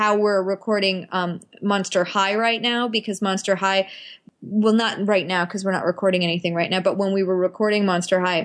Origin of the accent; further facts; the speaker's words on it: Ottawa, Ontario, Canada; moved away; I went to high school in Ottawa, so that was kind of like inaugural with my hometown